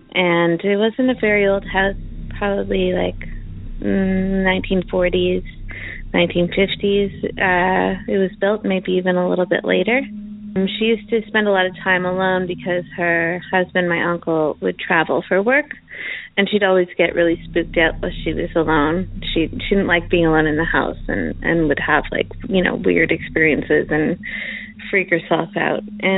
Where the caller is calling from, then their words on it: Chelsea, Quebec, Canada; I'm calling from Chelsea, Quebec, Canada.